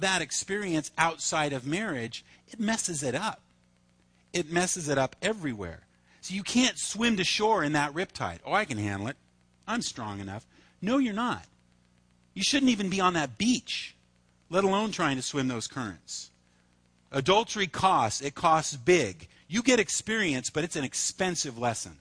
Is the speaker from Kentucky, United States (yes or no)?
no; Reedley, California, United States; also born or lived in Fullerton; I grew up in Reedley